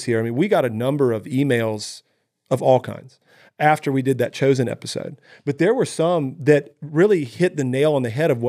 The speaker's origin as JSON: {"language": "English", "country": "United States", "said": "as American Christians"}